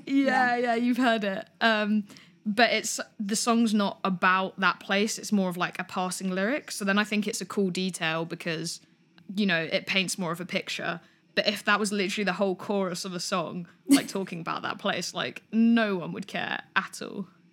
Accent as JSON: {"language": "English", "region": "Greater London", "country": "United Kingdom", "tie": "born or raised there", "said": "I'm from Greater London, so I'm from London, but kind of slightly more into the suburbs."}